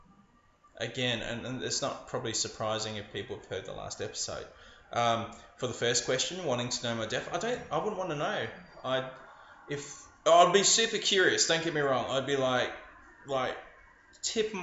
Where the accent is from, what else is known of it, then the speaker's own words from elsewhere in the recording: Adelaide, South Australia, Australia; moved away; also born or lived in Sydney; I was living in Sydney at the time, but I'm from Adelaide.